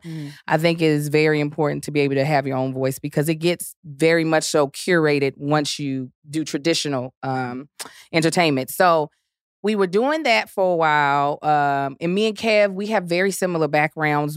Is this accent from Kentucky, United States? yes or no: yes; Kentucky, United States; accent: Southern; also born or lived in Baltimore, Maryland; Born in Baltimore, raised in Kentucky